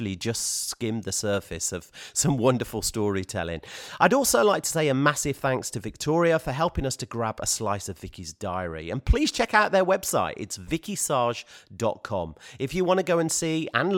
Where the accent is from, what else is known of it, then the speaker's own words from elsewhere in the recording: Birmingham, West Midlands, United Kingdom; my hometown of Birmingham